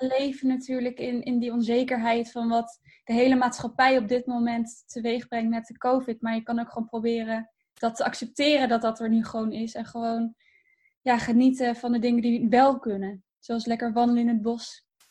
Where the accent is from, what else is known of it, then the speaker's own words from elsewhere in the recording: Harderwijk, Gelderland, Netherlands; also born or lived in Purmerend / Ermelo; daar heb ik echt mijn jeugd. Ehm, ja, daar ben ik echt opgegroeid